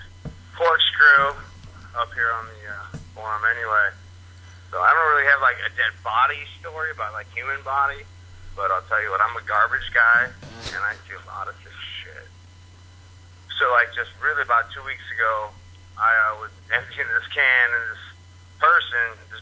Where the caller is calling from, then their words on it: Seattle, Washington, United States; I'm out from Seattle.